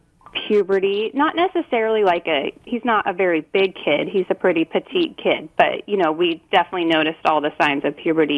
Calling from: Washington, United States; I'm calling from Washington.

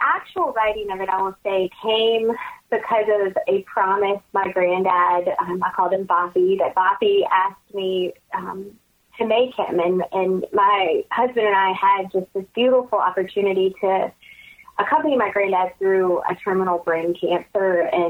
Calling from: Baton Rouge, Louisiana, United States; I'm calling from Baton Rouge. I live in Louisiana

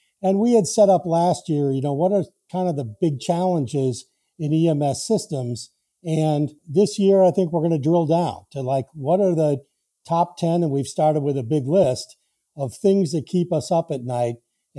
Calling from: Camden, Maine, United States; I'm with you here from the shores of the harbor of Camden, Maine.

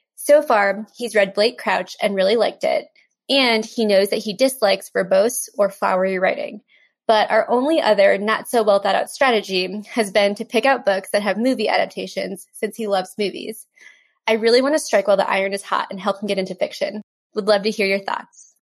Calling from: Atlanta, Georgia, United States; I'm calling from Atlanta, Georgia

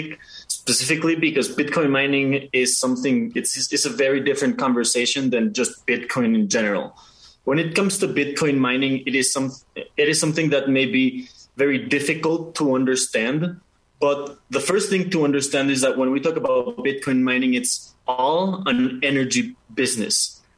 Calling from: Mexico City, Mexico; Okay, so I am checking in from Mexico City.

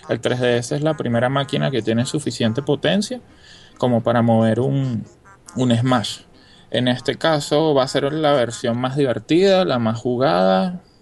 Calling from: Venezuela; de Venezuela.

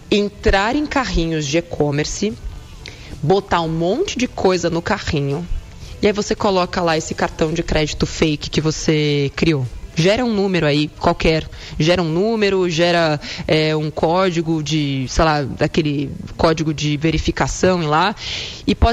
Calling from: São Paulo, Brazil; sou aqui de São Paulo.

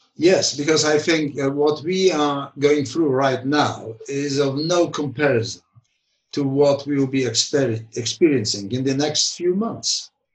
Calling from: London, United Kingdom; I'm calling from London

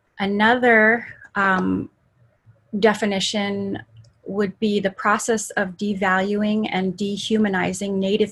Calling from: Anchorage, Alaska, United States; calling in today from one jurisdiction over from my traditional jurisdiction out in Palmer, and so I'm calling from Anchorage, which is Dena'ina lands.

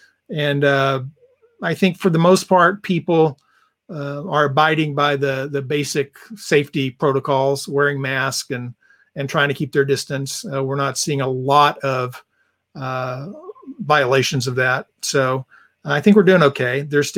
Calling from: Medford, Oregon, United States; So I'm calling from Medford, Oregon.

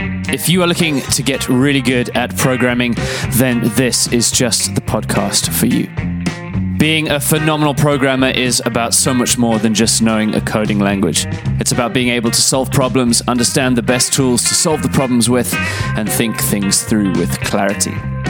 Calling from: Cape Town, Western Cape, South Africa; I'm coming from Cape Town in South Africa.

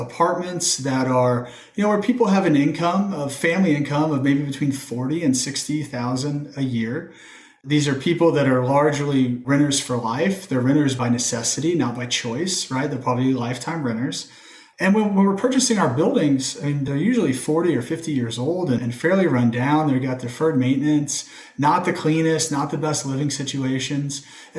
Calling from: Indianapolis, Indiana, United States; I'm calling in from Indianapolis, so right here in the heart of the Midwest.

